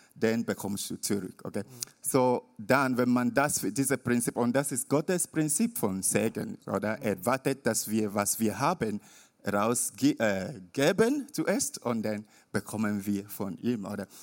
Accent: Nigeria; German is a second language; moved away; bin ich in Nigeria, also mein Heimatort

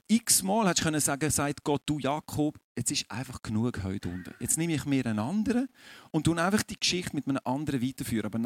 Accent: Aargau, Switzerland; Das werde ich euch jetzt sagen als Aargauer, ich bin dort relativ entspannt, weil bei uns läuft nicht viel fußballtechnisch.

